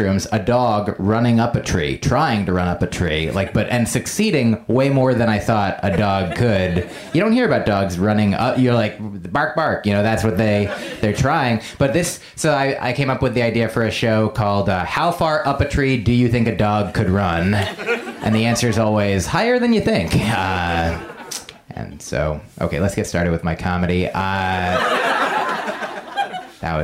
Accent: Essex County, New Jersey, United States; moved away; I'm from Essex County

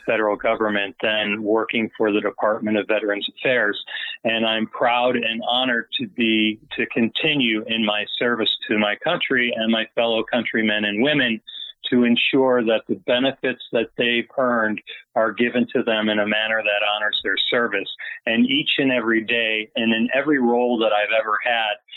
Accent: Chicago, Illinois, United States; moved away as an adult; also born or lived in Italy / San Diego; I became a Navy recruiter back to my hometown in Chicago, recruiting out of my own high school

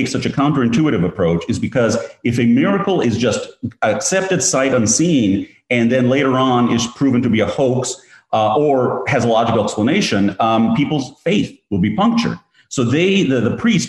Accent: Greece; moved away; I grew up in Greece

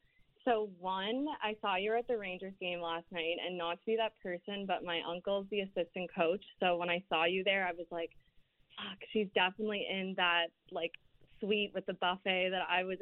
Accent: Prince Edward Island, Canada; moved away; also born or lived in Toronto; I'm actually from Prince Edward Island. It's like a small province in Canada, but I lived in Toronto for a couple years.

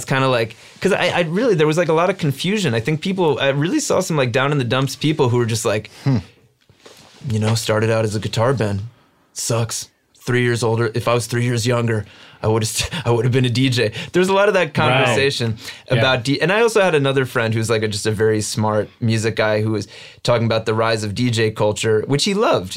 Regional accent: New Jersey, United States; growing up in New Jersey

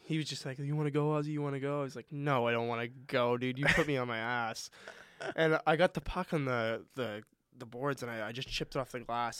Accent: Halifax, Nova Scotia, Canada; also born or lived in Moncton; Halifax, my hometown

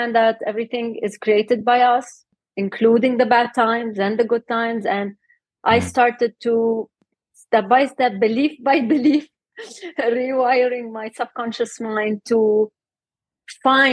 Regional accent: Lebanon; moved away as an adult; now in Dubai, United Arab Emirates; So actually, I was born and raised in Lebanon, but during the war

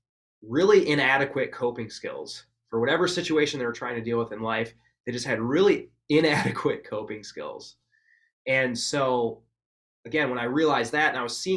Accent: Wisconsin, United States; I was from Wisconsin too

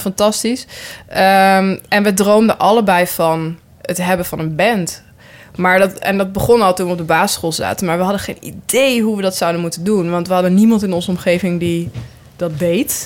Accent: near Nijmegen, Gelderland, Netherlands; ik kom zelf uit Nijmegen en, of, eh, ja, eigenlijk, nou, uit een heel klein dorp bij Nijmegen, maar ik zeg altijd van Nijmegen

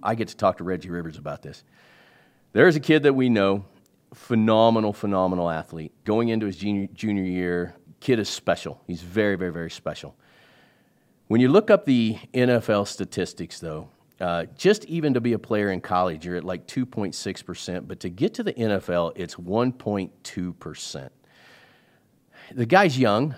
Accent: Kansas City, United States; I grew up in Kansas City

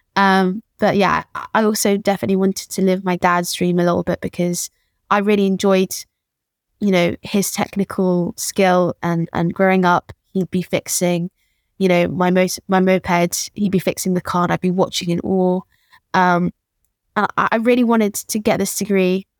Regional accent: London, United Kingdom; born and raised in Peckham

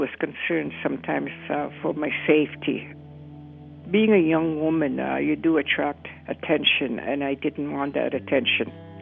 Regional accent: Canoe Lake Cree First Nation, Saskatchewan, Canada; I'm from the Canoe Lake Cree First Nation in Saskatchewan.

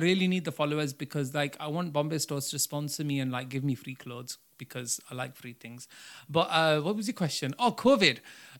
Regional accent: Bradford, Yorkshire and the Humber, United Kingdom; born there; I know I was born in Bradford on my grandma's thing

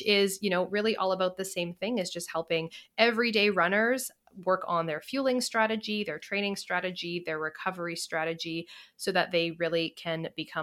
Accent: Canada; I am from Canada

